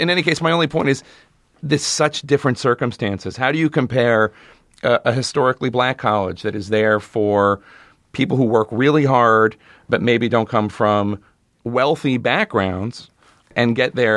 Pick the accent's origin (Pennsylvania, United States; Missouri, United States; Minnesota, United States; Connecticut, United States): Pennsylvania, United States; Philadelphia; we're both from Philly